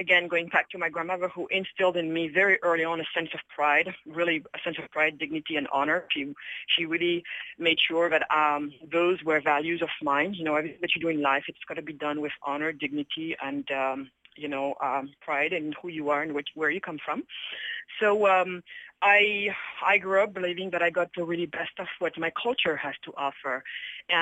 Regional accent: Senegal; I was born in Senegal, west coast of Africa, and my family decided to move to Europe when I was only a few years old

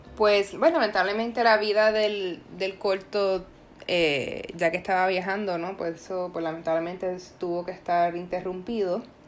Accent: Puerto Rico; yo, por ejemplo, como puertorriqueña

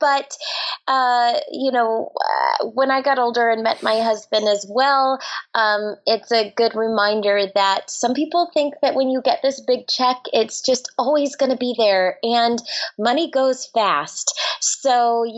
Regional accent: Orlando, Florida, United States; I grew up in Orlando, Florida.

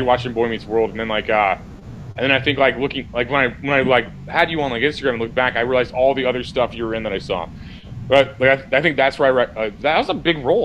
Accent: Missouri, United States; I'm from Missouri.

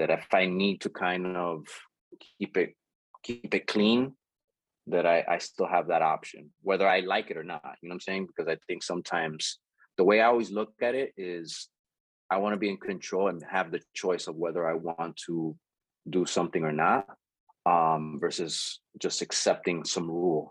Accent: Jersey City, New Jersey, United States; I grew up in Jersey City, Union City area

